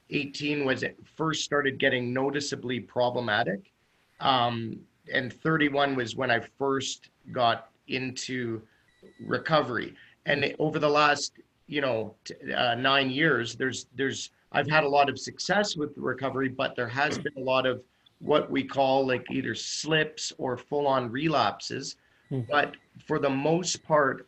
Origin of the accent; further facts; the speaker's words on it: Ontario, Canada; moved away as an adult; also born or lived in Mexico / South America; now in Vancouver, Canada; I'm not even from here. I grew up in Ontario